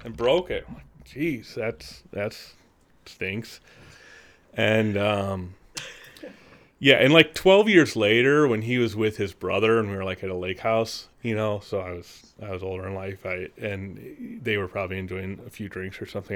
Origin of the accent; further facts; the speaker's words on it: Peru, Illinois, United States; I grew up in Peru, Illinois.